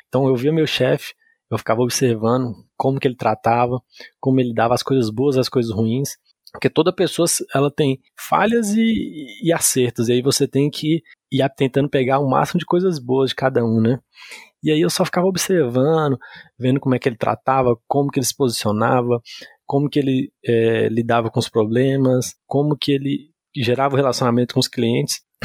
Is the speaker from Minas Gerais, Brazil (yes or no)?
yes; Montes Claros, Minas Gerais, Brazil; moved away as an adult; now in Brasília, Brazil; eu me vi em Montes Claros sem, sem oportunidade, sem pra onde ir